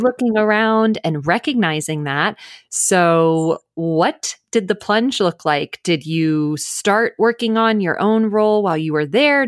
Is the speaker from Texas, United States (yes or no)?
yes; Dallas, Texas, United States; now in Los Angeles, United States; I am originally from Dallas